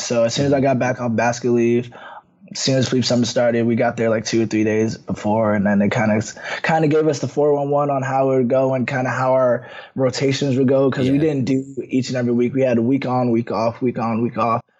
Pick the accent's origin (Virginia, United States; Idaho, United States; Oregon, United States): Virginia, United States; Woodbridge; I'm from Woodbridge, Virginia, born and raised.